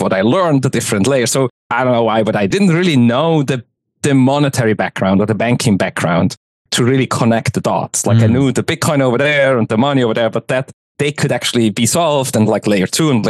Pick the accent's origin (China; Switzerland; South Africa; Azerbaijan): Switzerland; moved away as an adult; also born or lived in Zurich; now in United States; I'm originally from Switzerland. I live in the US now, so I was in the tech scene of Zurich active